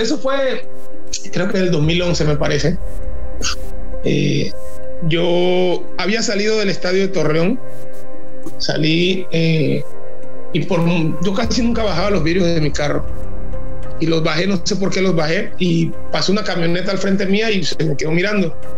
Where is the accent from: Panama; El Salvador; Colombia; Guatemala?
Panama; moved away as an adult; also born or lived in Mexico; siendo panameño, cuando yo llegué a Monterrey fui muy criticado